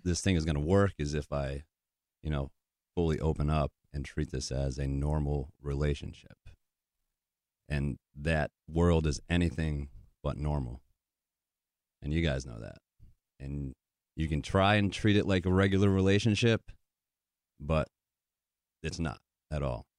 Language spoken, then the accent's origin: English; Connecticut, United States; moved away as an adult; also born or lived in New Hampshire / Wisconsin / Michigan / Nashville, Tennessee; Grew up in Connecticut